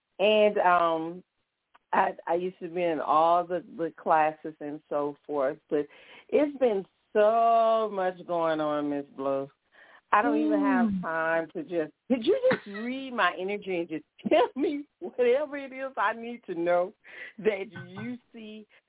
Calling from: Baton Rouge, Louisiana, United States; From Baton Rouge.

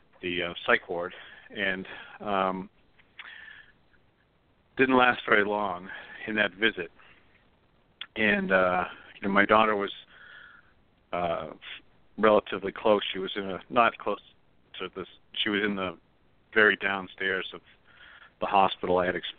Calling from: Pennsylvania, United States; Hi, Michael. It's … from Pennsylvania.

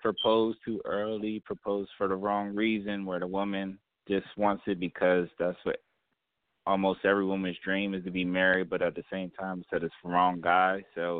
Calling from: Wilmington, Delaware, United States; from Wilmington, Delaware.

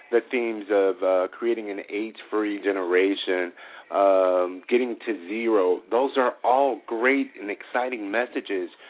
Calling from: Chicago, Illinois, United States; I'm calling from Chicago, Chicago, Illinois.

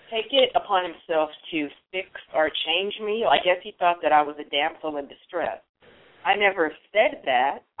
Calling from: Alameda, California, United States; I'm calling you from Alameda, California.

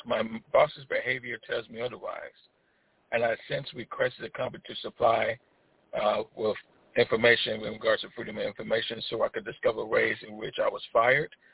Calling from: Chicago, Illinois, United States; I'm calling from Chicago

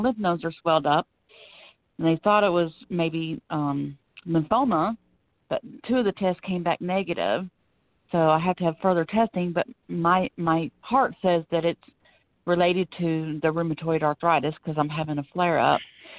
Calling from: Florida, United States; I'm calling from Florida.

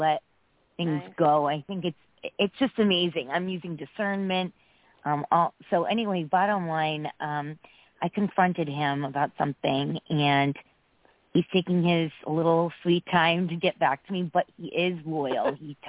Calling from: Connecticut, United States

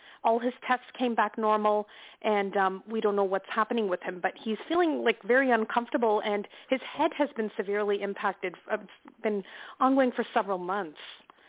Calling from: Canada; I'm calling from Canada.

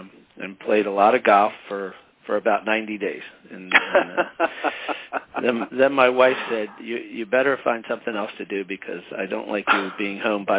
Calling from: Hamilton, New Jersey, United States; I'm calling from Hamilton, New Jersey, which is actually just outside of Philadelphia.

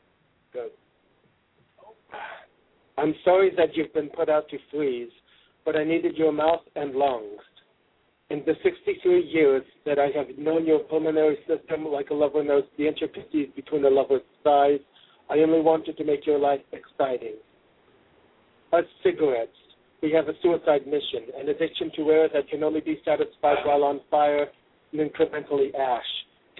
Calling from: Seattle, Washington, United States; I'm calling from Seattle.

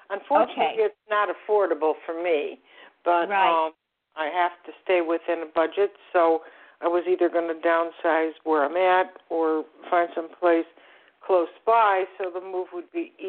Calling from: Florida, United States; I'm also from Florida, South Florida. We had quite a bit of rain, but no hurricanes.

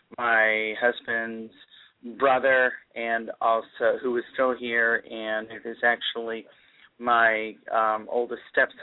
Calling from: Virginia, United States; I'm just south of Washington, D.C. I'm in Virginia.

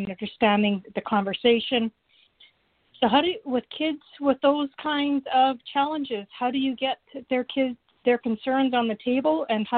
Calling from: Canada; I'm calling from Canada.

